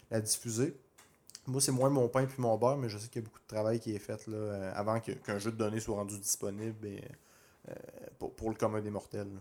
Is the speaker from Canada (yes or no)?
yes; Quebec, Canada